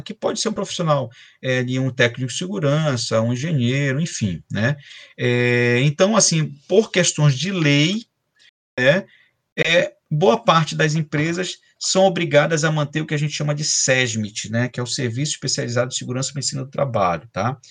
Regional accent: Belém, Pará, Brazil; moved away as an adult; also born or lived in Macapá / São Luís / Rio de Janeiro / São Paulo; now in Espírito Santo, Brazil; eu sou paraense, né, eu sou de Belém do Pará, é, é, estou fora de Belém tem 20 anos

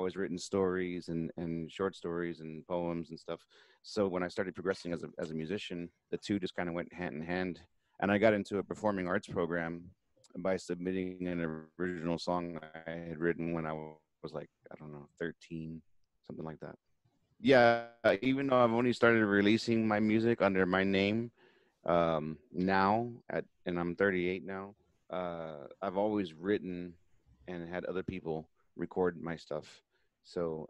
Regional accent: Texas, United States; I'm from Texas

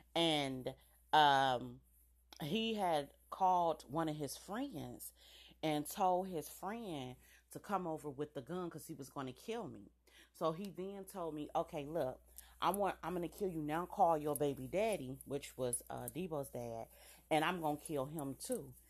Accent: United States; I'm an American. Period. This is my country

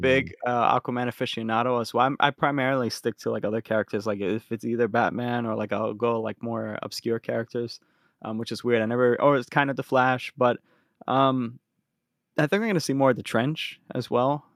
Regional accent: Philadelphia, Pennsylvania, United States; we're from Philly

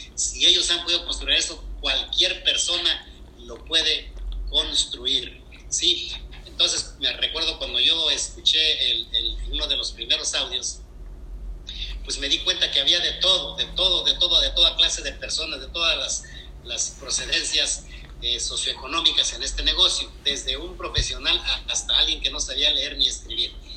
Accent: Querétaro, Mexico; moved away as an adult; now in United States; yo soy de Querétaro y mi esposa también

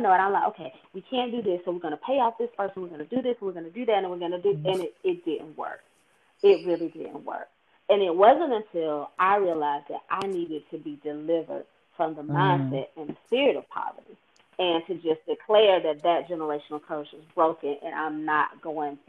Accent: rural Georgia town, United States; moved away as an adult; he worked in factories in my hometown

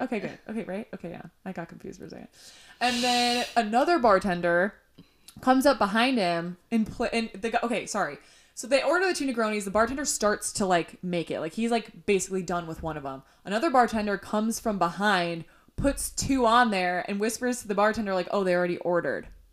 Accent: Illinois, United States; now in Los Angeles, United States; growing up in Illinois

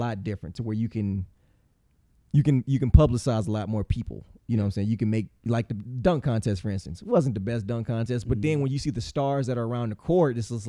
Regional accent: Akron, Ohio, United States; I'm from Akron, nigga. Don't put that on me.

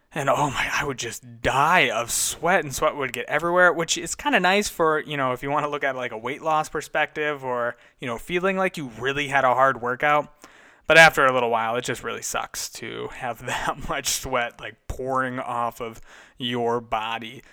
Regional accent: United States; Being an American

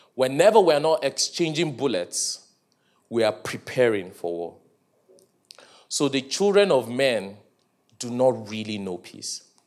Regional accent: Nigeria

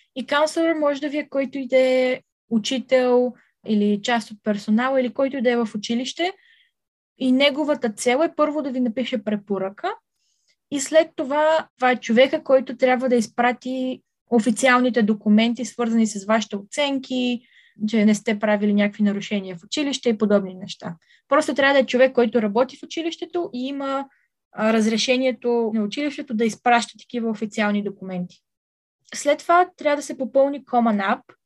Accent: Bulgaria; аз ще съм единствената българка на кампуса

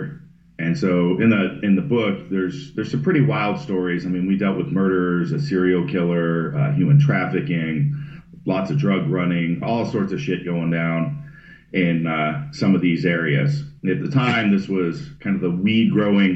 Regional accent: Northern California, United States; I was born in Northern California, not too far north of San Francisco, kind of wine country area, and essentially for the most part grew up homeless in the mountains.

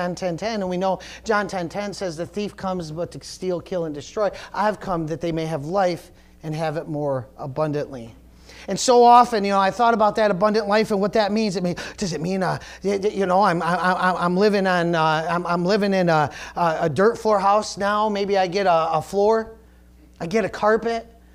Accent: United States; being American

